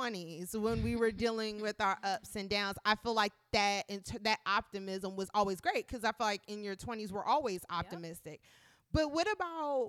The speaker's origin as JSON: {"language": "English", "region": "Maryland", "country": "United States", "also_born_or_lived": "North Carolina", "said": "we're both from Maryland, and we went to school in North Carolina"}